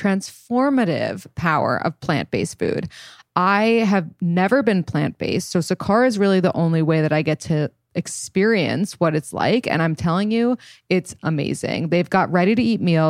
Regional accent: New York City, New York, United States; we grew up in New York City

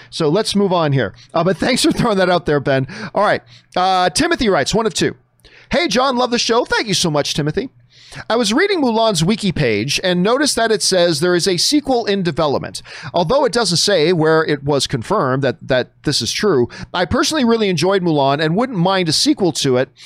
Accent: Canada; as a Canadian

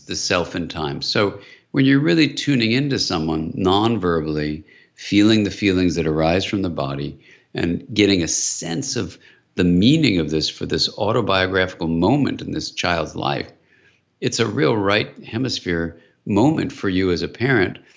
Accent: California, United States; I'm from California

